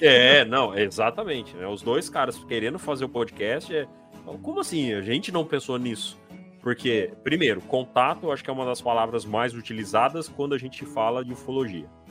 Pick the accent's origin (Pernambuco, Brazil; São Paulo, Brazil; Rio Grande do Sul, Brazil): São Paulo, Brazil; interior of; eu sou também do interior de São Paulo